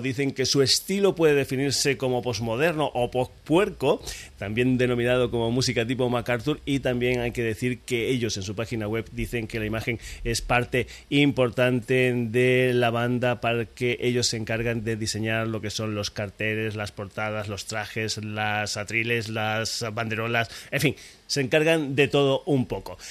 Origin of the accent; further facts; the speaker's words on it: Extremadura, Spain; moved away; also born or lived in Granollers, Catalonia; vamos a mi tierra, volvemos a Extremadura